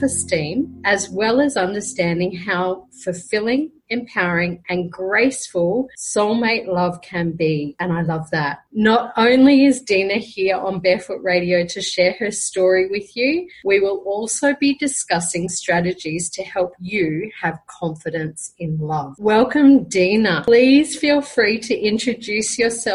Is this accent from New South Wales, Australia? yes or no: no; Brisbane, Queensland, Australia; now in Colombia; I'm originally from Brisbane, Australia, and currently living in Colombia, South America.